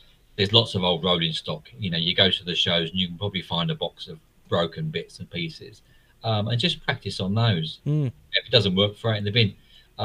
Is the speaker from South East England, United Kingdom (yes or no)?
no; London, United Kingdom; I was born in East London.